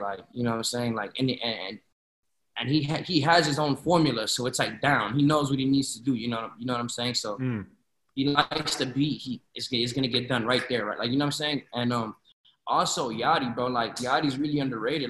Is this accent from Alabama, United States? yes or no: no; Florida, United States; also born or lived in Chicago, Illinois; I moved to Florida when I was like three, four years old